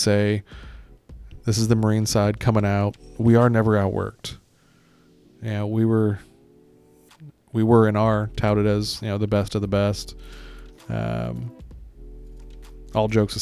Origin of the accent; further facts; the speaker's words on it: Greece; moved away; I'm from Greece, got to see a lot of Europe as a kid.